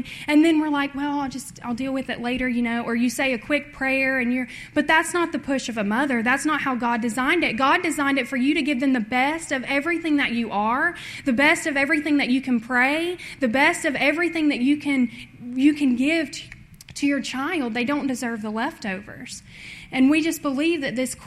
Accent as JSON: {"language": "English", "region": "Tennessee", "country": "United States", "said": "I'm from Tennessee."}